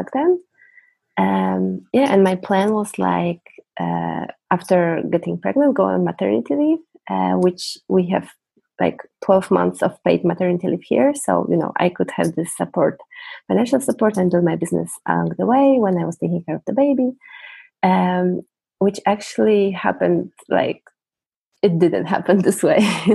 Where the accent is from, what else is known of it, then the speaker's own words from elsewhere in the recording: Poland; English is a second language; I'm from Poland